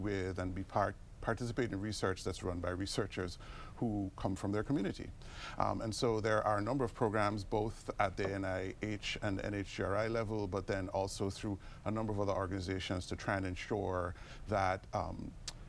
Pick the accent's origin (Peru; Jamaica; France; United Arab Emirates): Jamaica; moved away as an adult; also born or lived in United Kingdom / Minnesota, United States / Houston, United States; now in United States; I grew up in Jamaica. That's where I did medical school